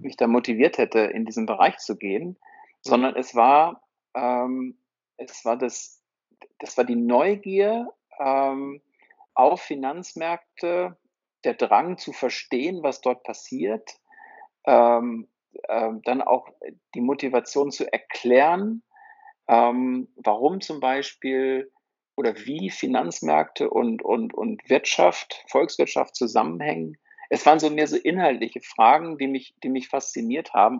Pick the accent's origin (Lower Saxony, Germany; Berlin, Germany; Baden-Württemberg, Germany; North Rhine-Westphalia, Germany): North Rhine-Westphalia, Germany; Herford; also born or lived in Bielefeld; Ich bin in Herford geboren